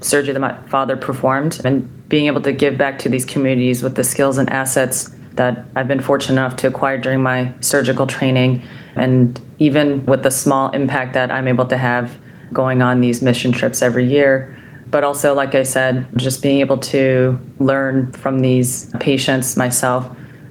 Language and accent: English; Seoul, South Korea; moved away; Growing up in Seoul, South Korea, I witnessed my father operate on a child born with a cleft during his time in the South Korean army